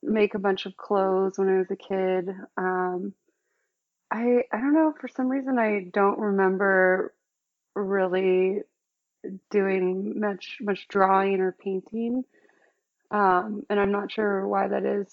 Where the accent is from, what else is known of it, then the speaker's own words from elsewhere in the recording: Sonoma County, outside San Francisco, California, United States; moved away as an adult; now in New York, United States; I grew up about 45 minutes outside of San Francisco in Sonoma County